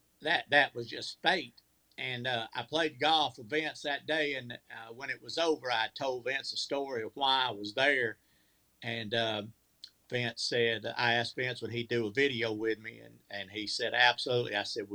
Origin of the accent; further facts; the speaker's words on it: Georgia, United States; I grew up in Georgia.